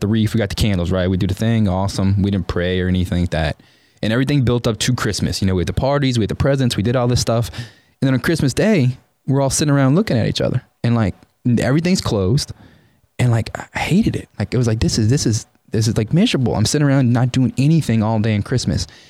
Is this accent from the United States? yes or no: yes; New Orleans, Louisiana, United States; moved away as an adult; now in College Station, United States; I'm from New Orleans, so growing up in a New Orleans is a very Catholic town, and I grew up Catholic